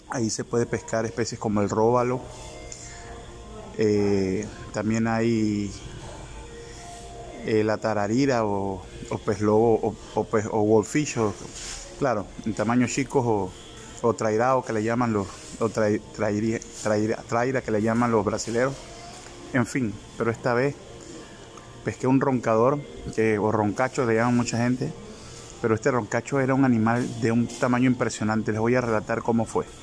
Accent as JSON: {"language": "Spanish", "town": "La Chorrera", "region": "Panamá Oeste", "country": "Panama", "said": "se llama así eh, La Chorrera, mi pueblo de acá de Panamá por la cantidad de muchos chorros o saltos de aguas que existen en el lugar"}